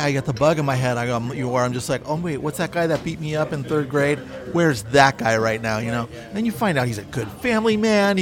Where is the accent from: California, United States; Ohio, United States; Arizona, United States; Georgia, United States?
California, United States; Bay Area; now in Los Angeles, United States; I grew up in the Bay Area, so I did college radio up there